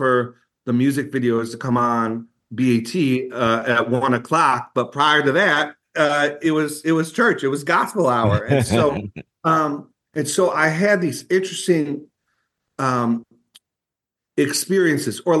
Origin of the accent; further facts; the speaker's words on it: Buffalo, New York, United States; we're from Buffalo, New York